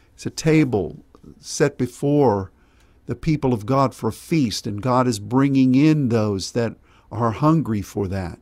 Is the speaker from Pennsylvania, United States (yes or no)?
yes; Pittsburgh, Pennsylvania, United States; my growing up in Pennsylvania, being born there in Pittsburgh and growing up there